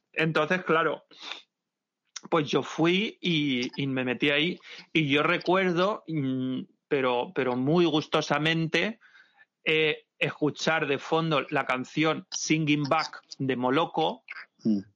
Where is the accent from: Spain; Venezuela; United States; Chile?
Spain; Santa Pola, Valencian Community; moved away; mi tierra, en Santa Pola, Alicante